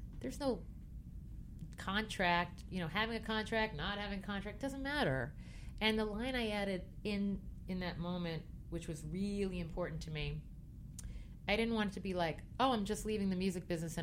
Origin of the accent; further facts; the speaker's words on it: Merrick, New York, United States; I'm from Merrick. I am white bread